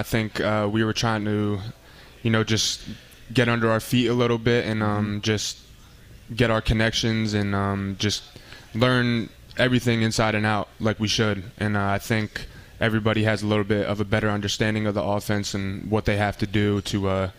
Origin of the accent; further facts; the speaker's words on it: Easton, Pennsylvania, United States; also born or lived in Woodbridge, New Jersey; I like to say I'm from Easton. You know, a lot of people don't know what it is, but you know, I'm proud to be from there and grow up there, and I made a lot of good memories there. So I like to claim Easton.